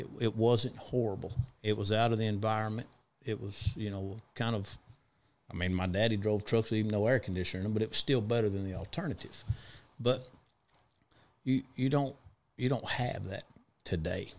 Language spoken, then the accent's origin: English; Big Spring, Texas, United States; also born or lived in El Paso, Texas; I was born in El Paso and grew up in Big Spring, Texas